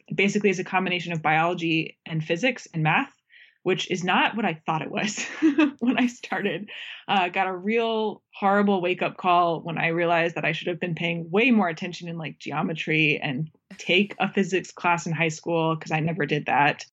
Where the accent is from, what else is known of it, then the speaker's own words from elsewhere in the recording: Florida, United States; moved away; I grew up in Florida